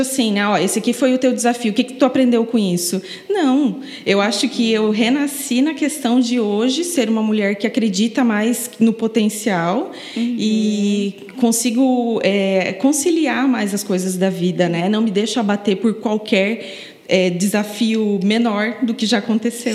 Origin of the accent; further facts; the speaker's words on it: Paraná, Brazil; moved away as an adult; now in Florianópolis, Brazil; eu não sou daqui, eu sou paranaense. Me mudei para Florianópolis em 2009